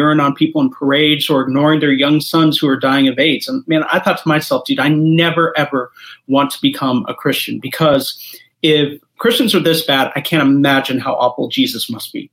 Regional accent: Kansas City, Missouri, United States; also born or lived in Columbia, Missouri; I am originally from Kansas City, Columbia, Missouri

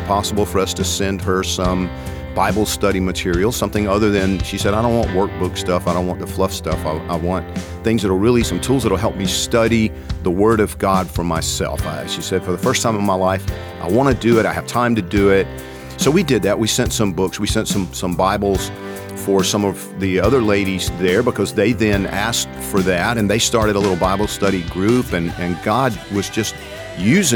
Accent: Georgia, United States; I'm from Georgia

